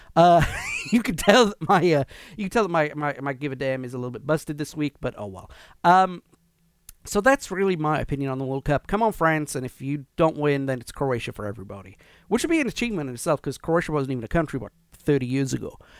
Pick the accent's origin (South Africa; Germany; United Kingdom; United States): United Kingdom; Wales; we are not English.